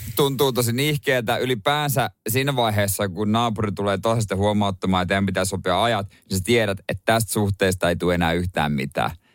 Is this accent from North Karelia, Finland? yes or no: no; Seinäjoki, South Ostrobothnia, Finland; moved away; kotikonnuilla seinäjoella